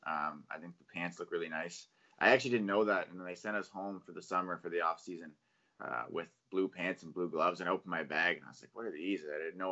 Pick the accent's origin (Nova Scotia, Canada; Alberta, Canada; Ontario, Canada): Nova Scotia, Canada; Yarmouth; moved away; I grew up in Yarmouth, and Yarmouth's pretty far from everything